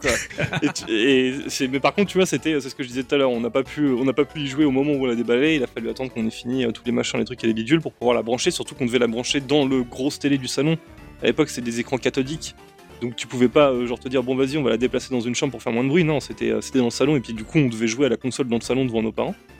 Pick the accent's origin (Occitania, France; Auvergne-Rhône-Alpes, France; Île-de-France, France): Île-de-France, France; Saint-Arnoult-en-Yvelines; now in Paris, France; j'ai grandi à, Saint-Arnaud en Yvelines et j'ai pas bougé de là-bas avant que je parte au lycée